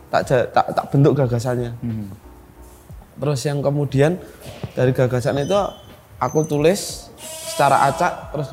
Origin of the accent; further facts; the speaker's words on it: Madiun, East Java, Indonesia; Terus di Madiun. Di Madiun.